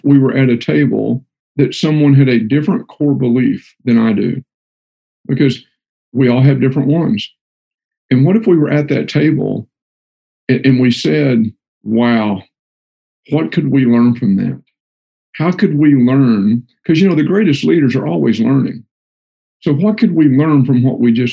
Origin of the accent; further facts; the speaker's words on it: Texas, United States; I'm from Texas, and we call everybody guys, or guys and gals